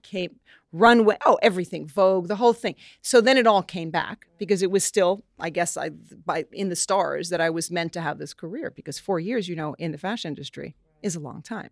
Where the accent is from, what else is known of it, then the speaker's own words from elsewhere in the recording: New York, United States; woman from New York